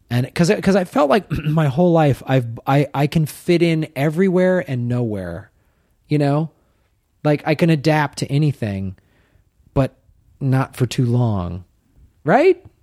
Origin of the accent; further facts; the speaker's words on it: Midwest, United States; moved away as an adult; also born or lived in Madison, Wisconsin / Evanston, Illinois / Tucson, Arizona; Growing up in the Midwest